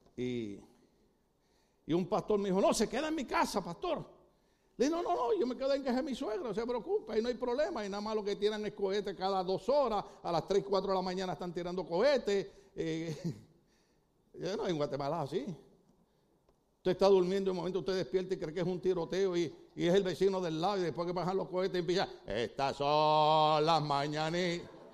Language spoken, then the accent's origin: Spanish; Puerto Rico